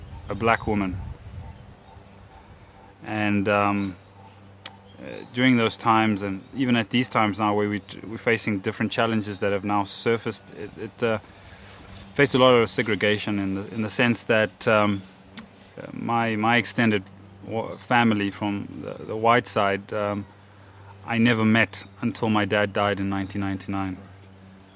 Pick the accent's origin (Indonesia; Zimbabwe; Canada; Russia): Zimbabwe; Kadoma, Mashonaland West; born and bred in Zimbabwe in a small town called Kadoma